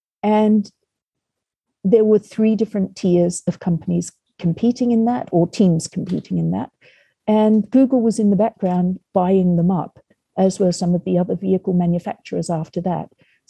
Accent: Australia; moved away as an adult; now in United States; I came over from Australia in 2010. I was finishing up my master's in human-robot interaction, or human-robot culture.

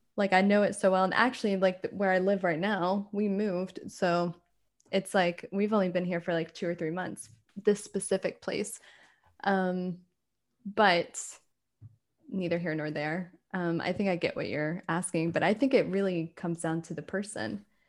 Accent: rural South Carolina, United States; moved away as an adult; now in Scotland, United Kingdom; I grew up in, like, rural South Carolina

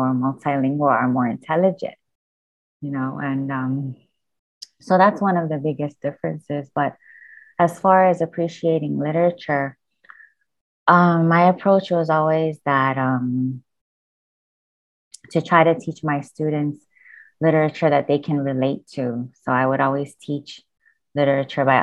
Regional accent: Pohnpei, Micronesia; I'm from Pohnpei

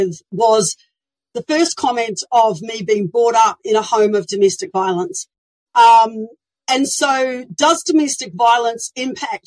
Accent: New Zealand; moved away as an adult; now in Australia; I was born in New Zealand

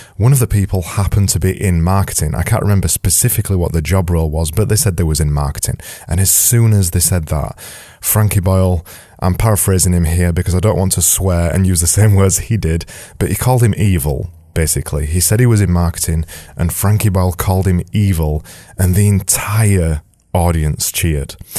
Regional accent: United Kingdom; I'm British

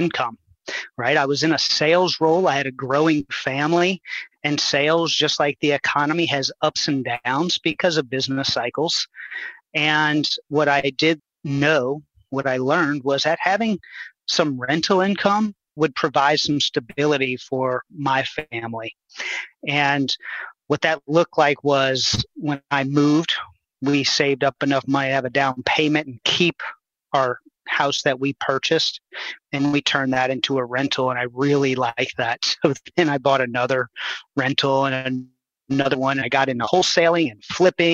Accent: New Orleans, Louisiana, United States; moved away as an adult; also born or lived in Houston, Texas; I'm born and raised in New Orleans

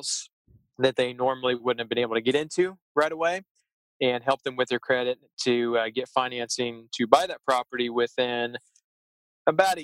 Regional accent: Wichita, Kansas, United States; moved away as an adult; now in San Diego, United States; I was born and raised there.

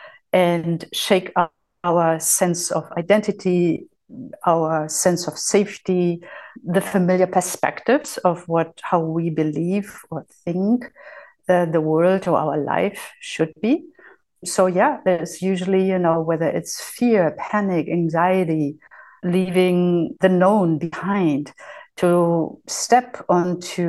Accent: Germany; moved away as an adult; also born or lived in Spain / Lanzarote, Spain; So I had been born and raised in Germany

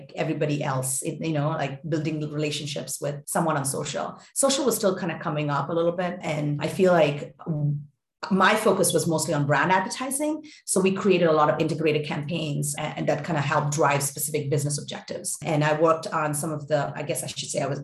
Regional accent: India; moved away as an adult; also born or lived in Boston; I grew up in India

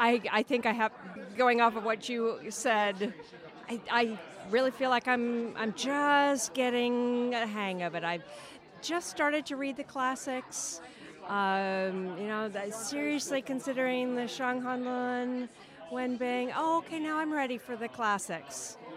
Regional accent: Oakland, California, United States; I'm from Oakland, California.

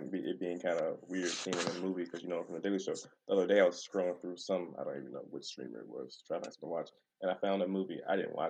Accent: the South, United States; now in Seattle, United States; I'm from the South.

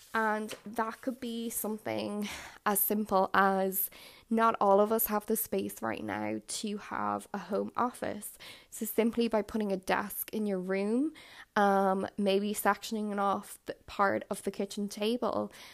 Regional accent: Ireland; I hail from Ireland.

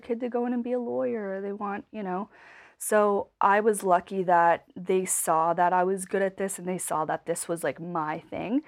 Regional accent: Cape Breton, Nova Scotia, Canada; moved away as an adult; also born or lived in Vancouver; I'm from Cape Breton

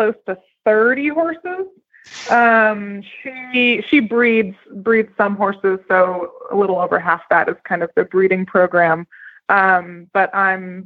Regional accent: Vermont, United States; now in Southern Pines, United States; I grew up in Vermont

